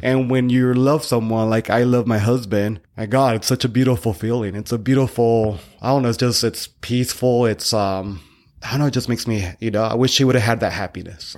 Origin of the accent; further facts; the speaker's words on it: Northern California, United States; I was born in Northern California